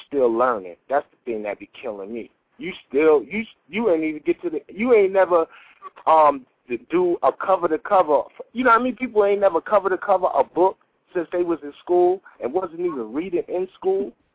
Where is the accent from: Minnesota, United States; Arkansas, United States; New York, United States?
New York, United States; also born or lived in Chicago; I'm from New York